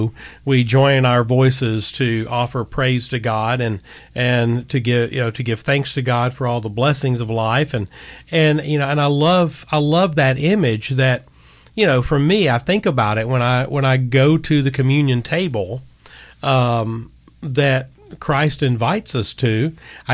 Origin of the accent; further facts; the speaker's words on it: Gadsden, Alabama, United States; I'm from Gadsden, so we say Augustine.